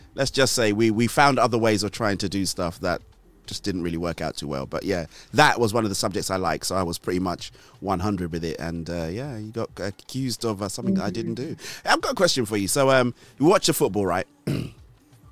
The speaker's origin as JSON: {"language": "English", "country": "Nigeria", "tie": "born or raised there", "moved": "yes", "lives_now": "United Kingdom", "said": "I grew up in Nigeria. I did secondary school in Nigeria."}